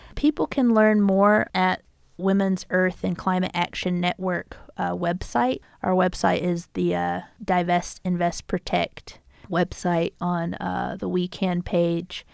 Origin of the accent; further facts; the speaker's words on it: United States; also born or lived in Tucson, Arizona; uniquely as indigenous peoples and then also as American people